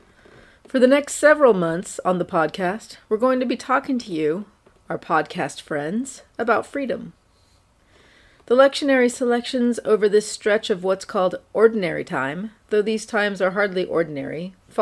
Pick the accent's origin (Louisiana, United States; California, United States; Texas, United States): California, United States; San Francisco Bay Area; also born or lived in Oakland; I grew up in the San Francisco Bay Area and currently live in the city of Oakland, which exists on the unceded land of the Ohlone people.